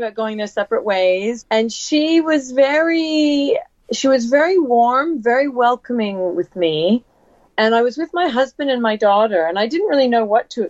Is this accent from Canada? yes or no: yes; Canada; moved away; also born or lived in England / Missoula, Montana; I came from England, or I'm originally from Canada, and I'm not from the West